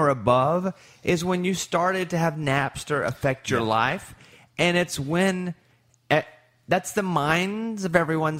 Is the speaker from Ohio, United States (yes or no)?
no; Arkansas, United States; moved away; also born or lived in Texas; I'm from Arkansas, but I lived a long time in Texas, and I loved like Austin to me as home too.